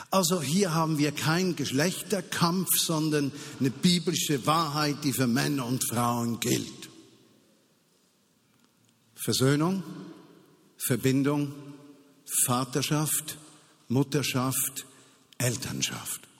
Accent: Switzerland; Und wie können wir als Schweizer in einer solchen Situation sagen, am besten schließen wir die Grenzen, das ist nicht unser Problem.

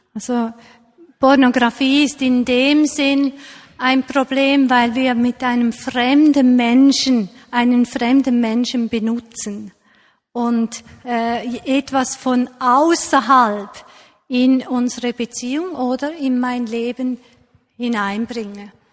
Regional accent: Switzerland; hier bei uns in der Schweiz

